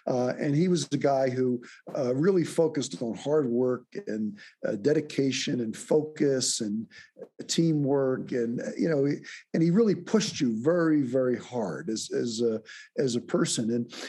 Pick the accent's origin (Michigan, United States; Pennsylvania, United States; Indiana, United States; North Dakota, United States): Pennsylvania, United States; Philadelphia; growing up in Philadelphia in a lower middle class neighborhood. I was fortunate, I went to an Augustinian school